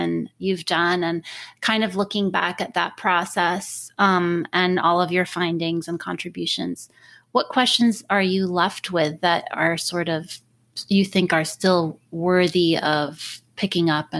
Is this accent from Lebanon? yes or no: yes; Lebanon; moved away; in my home country of Lebanon